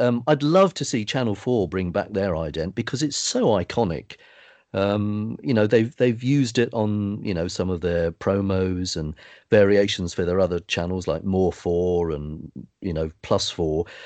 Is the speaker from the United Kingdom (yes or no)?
yes; United Kingdom; I grew up in the Southern area